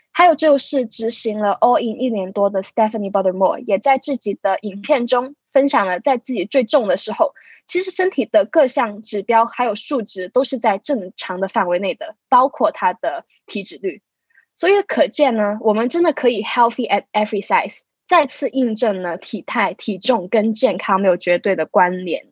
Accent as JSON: {"language": "Chinese", "country": "Hong Kong", "said": "我来自香港，是位准物理治疗学生"}